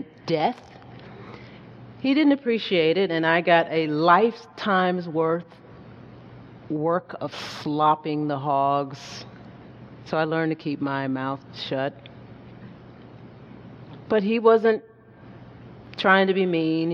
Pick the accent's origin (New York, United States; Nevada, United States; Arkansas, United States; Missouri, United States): Arkansas, United States; Hazen; On the farm where I grew up in Hazen, Arkansas